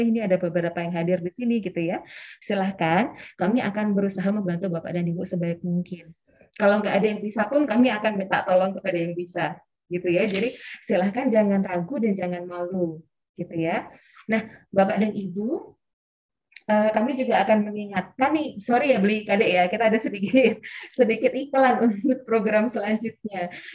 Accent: Sleman, Special Region of Yogyakarta, Indonesia; saya aslinya dari Kabupaten Sleman, Jogja, Bapak dan Ibu.

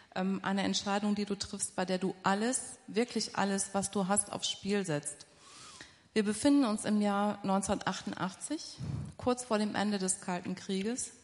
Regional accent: Essen, North Rhine-Westphalia, Germany; Ich komme tatsächlich aus Essen, aus dem Ruhrgebiet

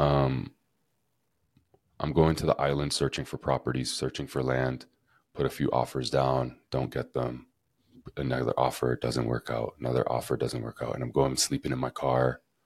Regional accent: Canada; moved away as an adult; now in Costa Rica; growing up in Canada

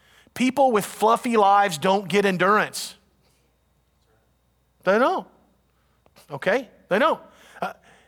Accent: United States; We're Americans

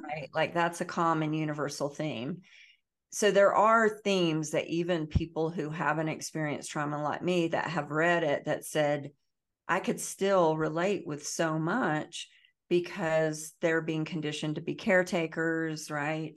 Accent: the Bible Belt, the South, United States; I grew up in the South, in the Bible Belt, I grew up, um, very poor

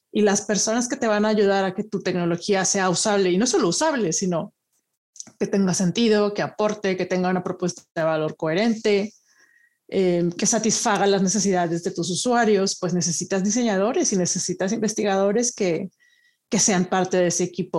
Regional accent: Monterrey, Nuevo León, Mexico; moved away as an adult; also born or lived in Italy; now in Madrid, Spain; yo originalmente soy de Monterrey

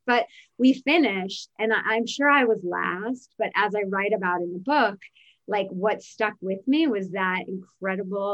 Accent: New Jersey, United States; moved away as an adult; also born or lived in Virginia / New York City, New York; my sister and I grew up in New Jersey. We lived in New Jersey with our mother

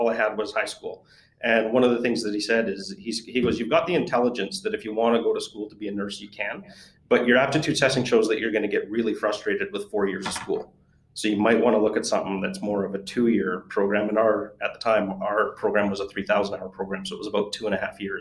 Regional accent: Canada; being Canadian

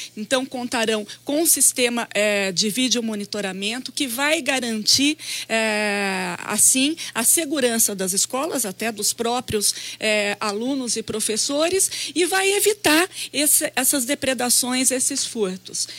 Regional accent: Brazil; eu nasci no prédio da policlínica. Antes de ser policlínica era o Hospital São Severino

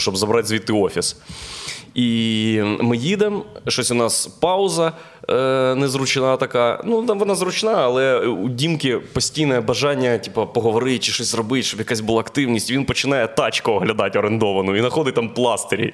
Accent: Boryspil, Kyiv Oblast, Ukraine; Він з Борисполя, я з Борисполя, тому ми були в одному класі

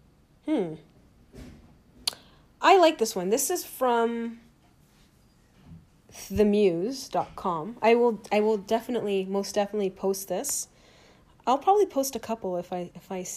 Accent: Toronto, Ontario, Canada; I am from Toronto, Canada

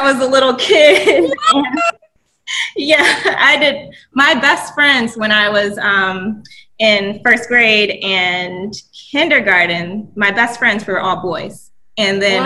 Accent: Cleveland, Ohio, United States; moved away as an adult; I was born in Cleveland, Ohio. I have traveled around the country recently, moving from state to state

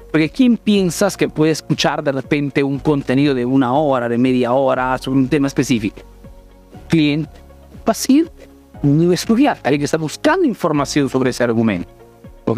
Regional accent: Peru; now in Italy; soy un emprendedor peruano que vive en Italia

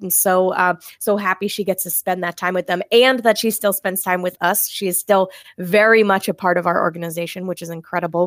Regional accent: Maine, United States; moved away as an adult; now in Massachusetts, United States; I'm originally from Maine

